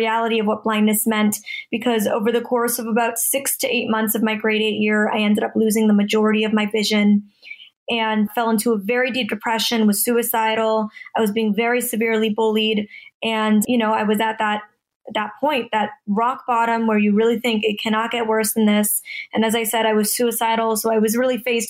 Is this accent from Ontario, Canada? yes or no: yes; Toronto, Ontario, Canada; now in Los Angeles, United States; I'm originally from Toronto, Canada, and I'm currently living in Los Angeles, California